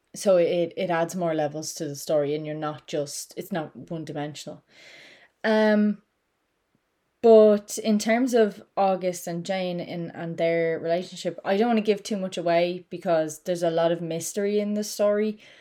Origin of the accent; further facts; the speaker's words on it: Ireland; I'm Irish